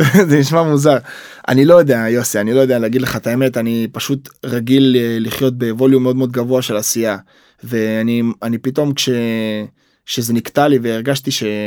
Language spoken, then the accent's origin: Hebrew; Israel